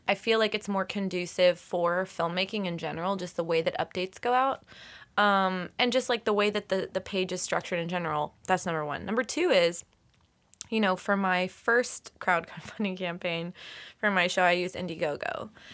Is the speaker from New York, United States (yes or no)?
no; Lexington, Kentucky, United States; moved away; I'm from Kentucky.